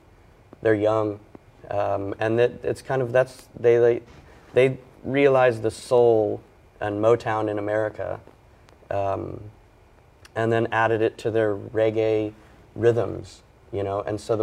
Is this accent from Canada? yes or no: no; Ireland; born there; I was born in Ireland